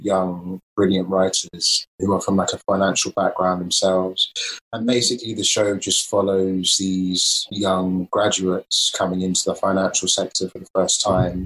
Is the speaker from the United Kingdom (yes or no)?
yes; London, United Kingdom; I'm an actor from East London